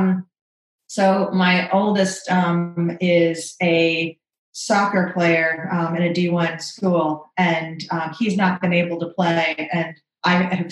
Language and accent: English; Orlando, Florida, United States; now in North Carolina, United States; I grew up in Orlando, or I actually went to Winter Park High School